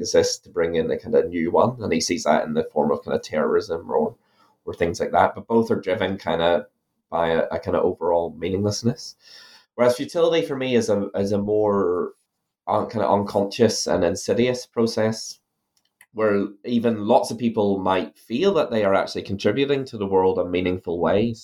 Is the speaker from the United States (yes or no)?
no; Ireland; now in New Zealand; my accent that I'm originally from Ireland